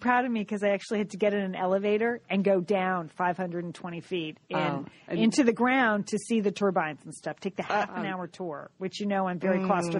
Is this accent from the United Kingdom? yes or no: no; United States; we grew up an hour outside of New York City.